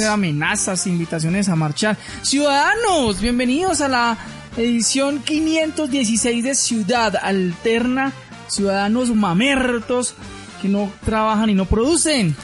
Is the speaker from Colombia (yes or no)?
yes; Colombia; si vivo en este país, pues soy ciudadano colombiano